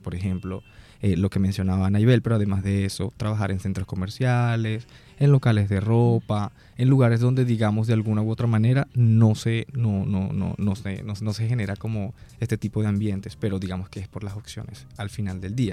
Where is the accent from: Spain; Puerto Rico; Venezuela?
Venezuela; Trujillo; now in Barranquilla, Colombia; vengo del estado Trujillo